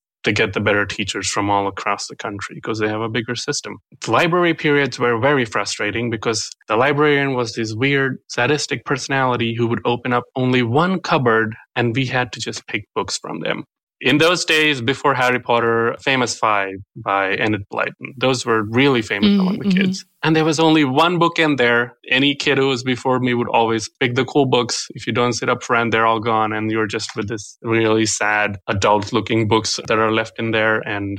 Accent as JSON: {"language": "English", "town": "Hyderabad", "region": "Telangana", "country": "India", "tie": "born or raised there", "first_language": "Telugu", "second_language": "English", "said": "I grew up in the southern part of India in Hyderabad. It's a city down there that is huge."}